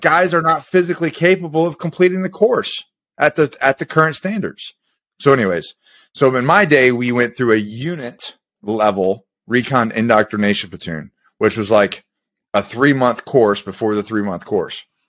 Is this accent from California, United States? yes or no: no; Florida, United States; I grew up in Florida